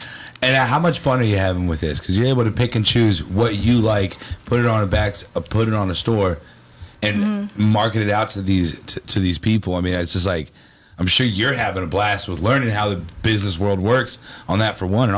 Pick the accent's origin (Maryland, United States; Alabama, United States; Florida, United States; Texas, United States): Texas, United States; Nassau Bay; now in Seabrook, United States; I was born in Nassau Bay. I'm actually back in my hometown. I was born right in Nassau Bay.